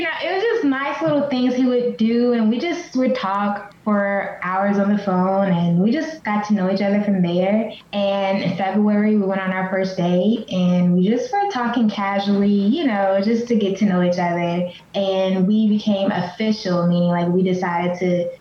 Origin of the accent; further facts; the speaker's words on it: Selma, Alabama, United States; now in Knoxville, United States; I was born in Selma, Alabama, which is a super small town